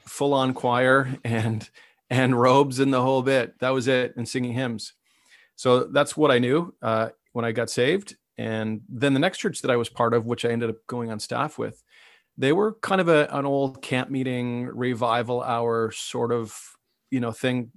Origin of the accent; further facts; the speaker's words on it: Ottawa, Ontario, Canada; I, I grew up in Ottawa